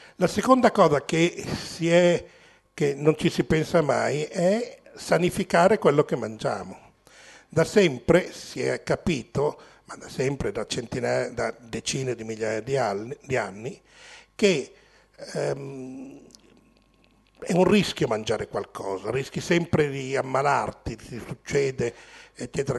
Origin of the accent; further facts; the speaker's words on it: Milan, Lombardy, Italy; nato e cresciuto a Milano